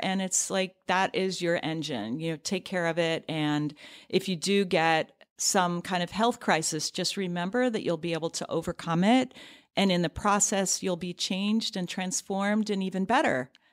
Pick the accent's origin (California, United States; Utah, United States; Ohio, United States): Ohio, United States; near Cleveland; now in New York City, United States; where I grew up in near Cleveland, Ohio